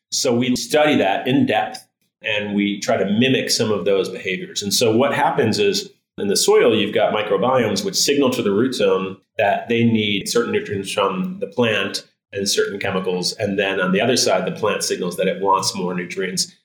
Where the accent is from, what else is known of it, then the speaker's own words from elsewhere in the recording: Michigan, United States; moved away; I'm from Michigan originally